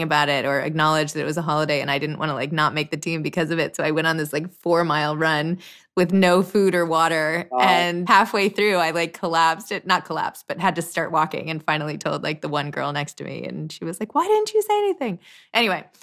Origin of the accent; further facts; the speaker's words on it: New York City, New York, United States; growing up in New York City, like never really thought twice about it.